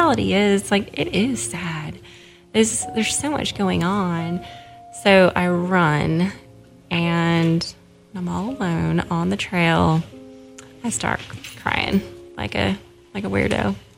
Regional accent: Seattle, Washington, United States; moved away as an adult; also born or lived in Jackson, Tennessee; now in Oxford, United States; I'm from Seattle and moved to Jackson, Tennessee about 8 years ago

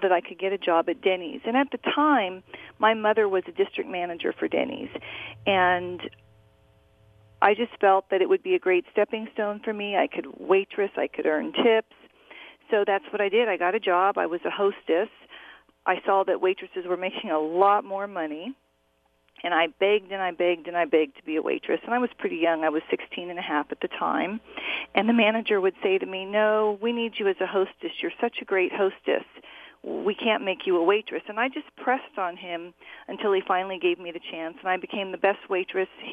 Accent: Orange County, California, United States; I grew up in Orange County, California

